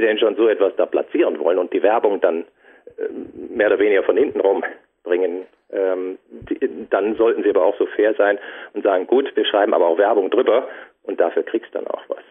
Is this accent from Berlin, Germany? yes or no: no; Düsseldorf, North Rhine-Westphalia, Germany; now in Franconia, Germany; ich bin gebürtiger Düsseldorfer, dann eben nach Franken gezogen, in die Fränkische